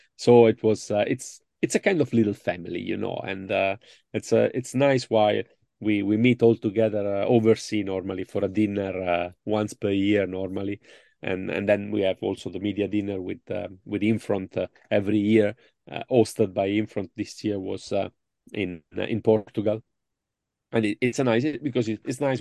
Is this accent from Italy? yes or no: yes; Italy; accent: Italian; English is a second language; my English is really poor and uh, my Italian accent is so deep.